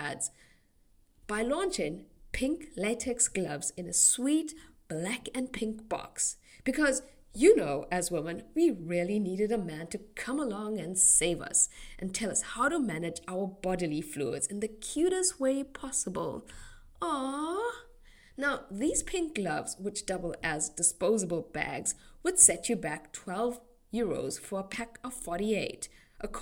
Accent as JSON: {"language": "English", "country": "South Africa", "said": "my home country of South Africa"}